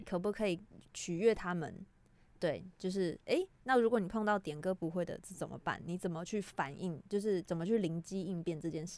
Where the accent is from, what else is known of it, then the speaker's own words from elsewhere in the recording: Taiwan; 我们台湾人